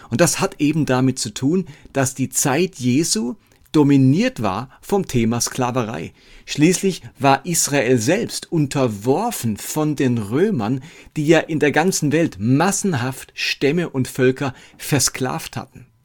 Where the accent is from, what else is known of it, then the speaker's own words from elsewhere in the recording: Lörrach, Baden-Württemberg, Germany; now in Erlangen, Germany; Ab Sommer ziehe ich wieder zurück nach Lörrach in meine alte Heimat